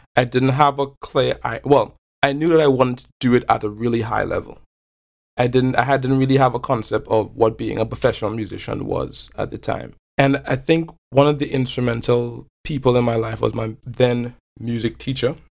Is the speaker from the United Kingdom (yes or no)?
no; Belmont, Port of Spain, Trinidad & Tobago; moved away; growing up in Belmont. Um, Trinidad is also a really culturally and ethnically diverse place.